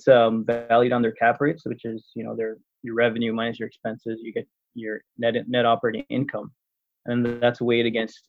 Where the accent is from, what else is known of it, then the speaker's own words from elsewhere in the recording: Toronto, Ontario, Canada; moved away as an adult; now in Windsor, Canada; I'm originally from Toronto